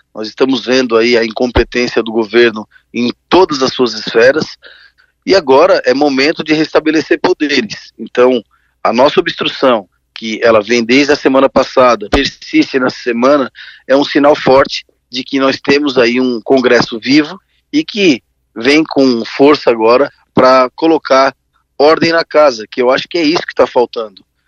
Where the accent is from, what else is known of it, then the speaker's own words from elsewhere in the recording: Criciúma, Santa Catarina, Brazil; Criciúma é, é, a minha cidade natal